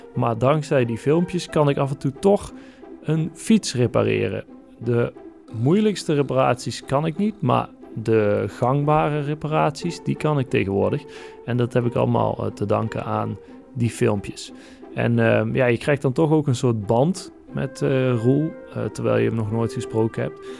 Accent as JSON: {"language": "Dutch", "region": "North Brabant", "country": "Netherlands", "accent": "soft G", "lives_now": "Eindhoven, Netherlands", "said": "ik woon in, in Brabant. Ah ja. Inderdaad, in Eindhoven"}